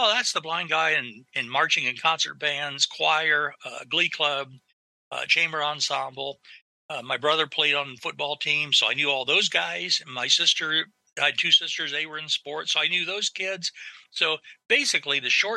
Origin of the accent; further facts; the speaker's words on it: northern Ohio, United States; moved away as an adult; now in Columbus, Ohio, United States; I'm originally from northern Ohio, from a very small town